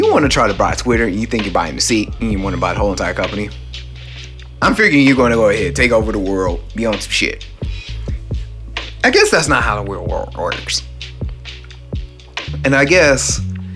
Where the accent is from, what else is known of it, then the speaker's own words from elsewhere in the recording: Cleveland, Ohio, United States; In my hometown of Cleveland, Ohio, where I stay, where I live